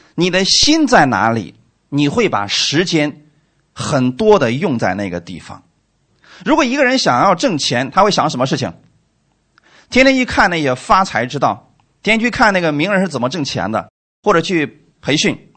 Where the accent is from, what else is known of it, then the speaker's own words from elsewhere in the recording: China; 我们中国人